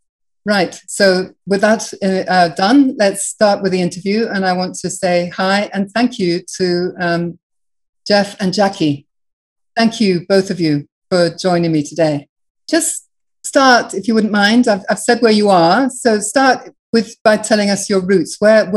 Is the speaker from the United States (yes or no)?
no; Burundi; born there; I was born in Burundi.